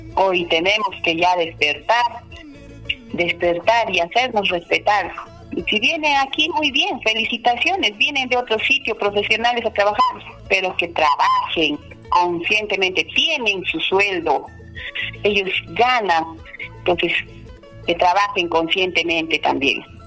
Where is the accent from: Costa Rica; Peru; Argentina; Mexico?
Peru; Limatambo, Cusco; yo soy de Limatambo, yo soy hija de limatambeños, que siempre he vivido aquí todo, toda mi niñez y hasta hoy sigo viviendo.